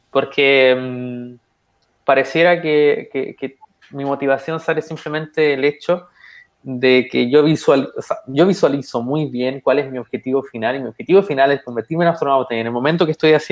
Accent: Chile; ¿por qué yo que tengo las mismas características, que soy como común chileno, significa que también yo puedo hacerlo?

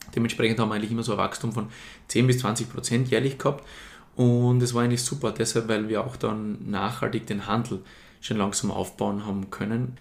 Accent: Murtal, Styria, Austria; ich komme aus der Steiermark, genau genommen aus dem Murtal

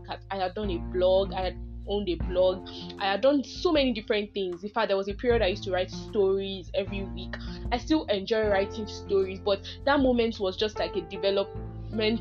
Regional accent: Nigeria; as a Nigerian

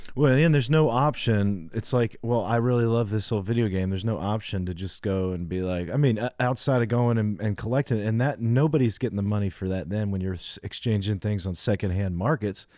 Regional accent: United States; being an American

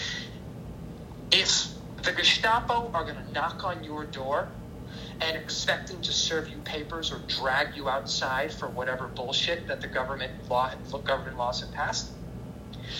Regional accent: United States; moved away; I'm an American

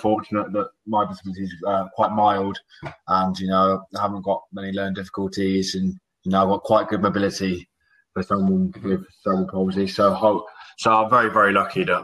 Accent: Oxfordshire, South East England, United Kingdom; I'm from Oxfordshire

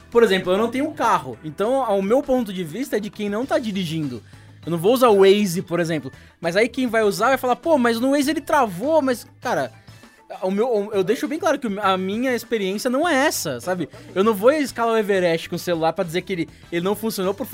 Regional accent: Brazil; born there; Enfim, eu nasci no Brasil

